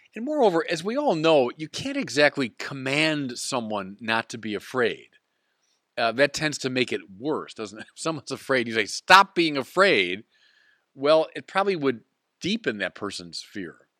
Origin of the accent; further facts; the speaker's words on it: United States; as an American of Irish descent